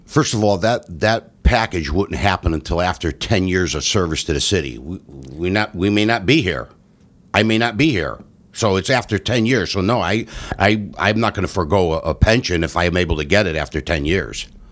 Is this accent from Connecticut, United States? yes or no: yes; Ansonia, Connecticut, United States; born and raised in Ansonia